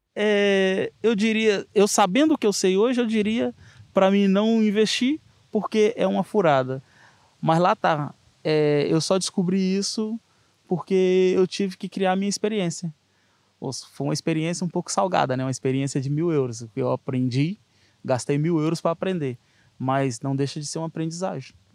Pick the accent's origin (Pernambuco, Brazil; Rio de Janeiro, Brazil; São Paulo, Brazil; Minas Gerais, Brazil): Minas Gerais, Brazil; also born or lived in Azores; now in Seixal, Portugal; sou natural do Brasil, de Minas Gerais